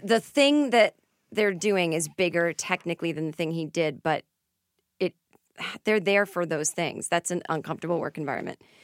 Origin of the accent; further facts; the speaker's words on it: Boston, Massachusetts, United States; now in Los Angeles, United States; I'm from Boston, we say wicked, we say this. I know we sound stupid.